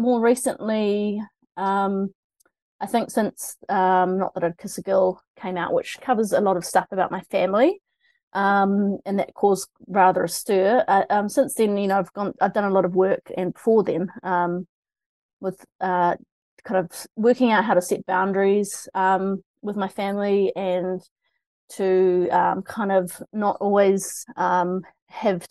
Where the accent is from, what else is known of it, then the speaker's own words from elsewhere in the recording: Christchurch, Canterbury, New Zealand; moved away as an adult; also born or lived in Otago; now in Auckland, New Zealand; I'm from Christchurch originally